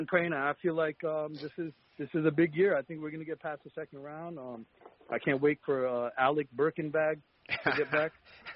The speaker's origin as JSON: {"language": "English", "town": "New York City", "region": "New York", "country": "United States", "tie": "born or raised there", "also_born_or_lived": "Pakistan", "moved": "yes", "lives_now": "Upstate New York, United States", "said": "I have my family's from out there, you know, background. I was born in Brooklyn, but my parents are from out there."}